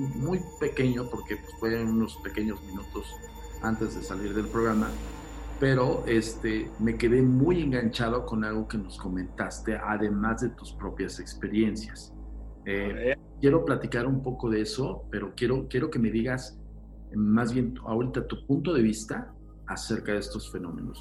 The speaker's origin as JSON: {"language": "Spanish", "country": "Mexico", "said": "somos mexicanos"}